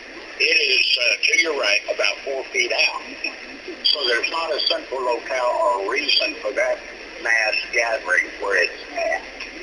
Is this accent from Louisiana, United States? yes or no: no; Texas, United States; now in Tennessee, United States; I'm originally from Texas.